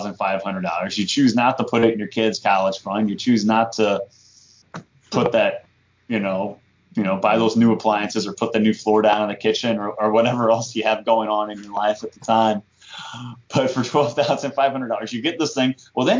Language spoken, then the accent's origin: English; St. Louis, Missouri, United States; born or raised there